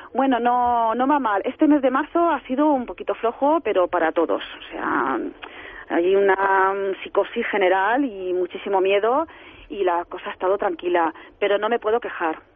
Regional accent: Alicante, Valencian Community, Spain; moved away as an adult; now in Madrid, Spain; yo soy de Alicante y yo me he venido a Madrid a montarme la tienda

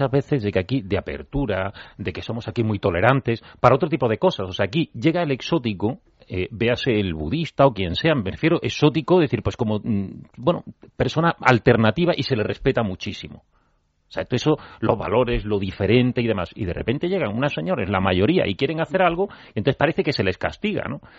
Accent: Granada, Andalusia, Spain; Yo vengo de Granada, yo ya estoy temblando a ver si va a venir a Granada y ahora que parece que vamos a tener AVE

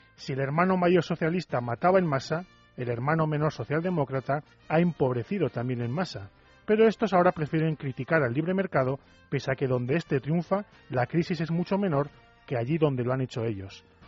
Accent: Navarre, Spain; mi tierra, el de Navarra

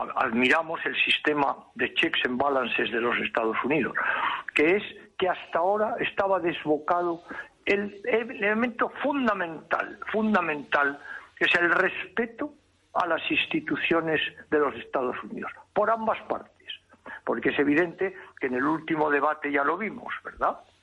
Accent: Spain; Yo, como español, como profesional, como diplomático

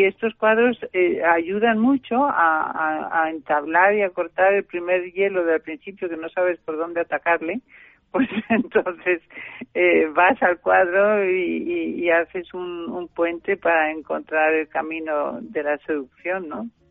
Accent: Germany; now in Spain; yo soy alemana

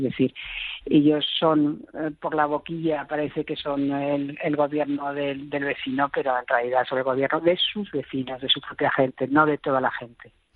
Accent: Madrid, Community of Madrid, Spain; como ciudadanas, como madrileñas, como vecinas de esta gran ciudad

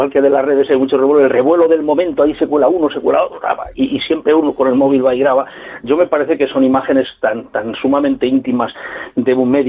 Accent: Madrid, Community of Madrid, Spain; digo, a usted, que yo es que soy de Madrid.

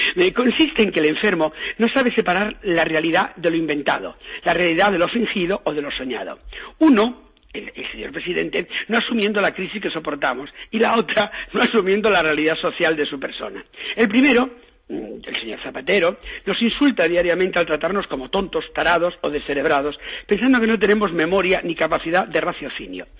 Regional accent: Galicia, Spain; en mi tierra, yo que soy gallego

